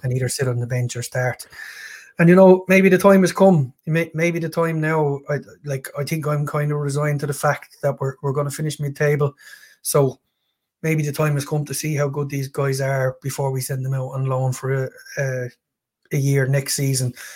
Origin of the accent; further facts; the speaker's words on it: Ireland; being being an Irishman